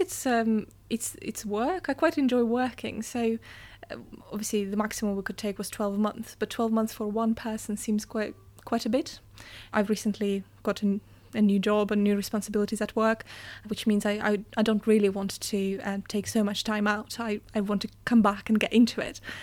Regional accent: Russia; moved away; I come from Russia

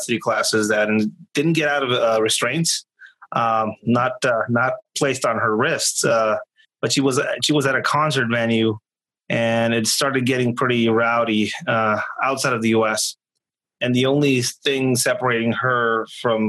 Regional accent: Tijuana, Baja California, Mexico; moved away; I am not from California. I was born in Tijuana, Mexico

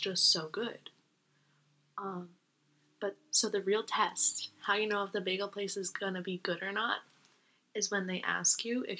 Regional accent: New York, United States; we're both from New York. We've spent our undergrad college years here.

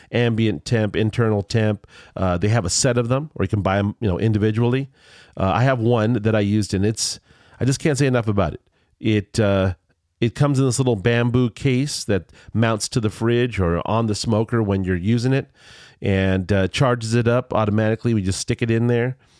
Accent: Culver City, California, United States; now in San Diego, United States; I grew up in Culver City, California, near the studios

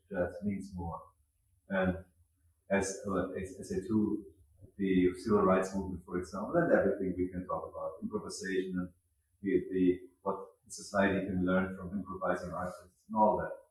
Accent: Mannheim, Baden-Württemberg, Germany; I'm from Mannheim

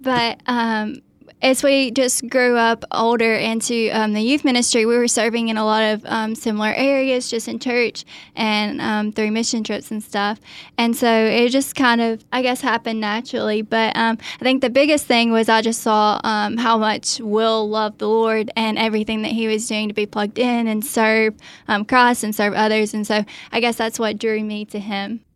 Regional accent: Athens, Alabama, United States; I grew up in, um, Athens, Alabama

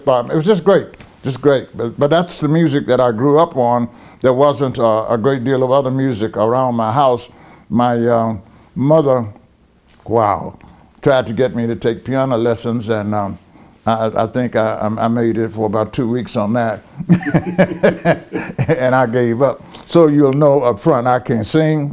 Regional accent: North Little Rock, Arkansas, United States; also born or lived in Brinkley, Arkansas; I grew up in North Little Rock, Arkansas

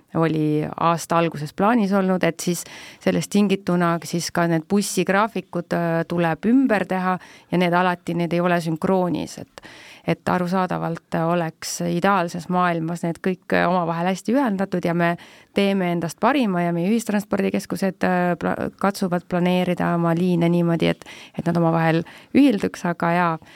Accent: Tartu, Tartu County, Estonia; olles ise ka tegelikult tartlane

